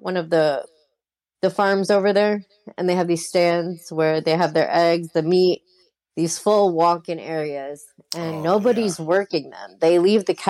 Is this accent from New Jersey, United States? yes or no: yes; New Jersey, United States; also born or lived in New York; We grew up in New Jersey primarily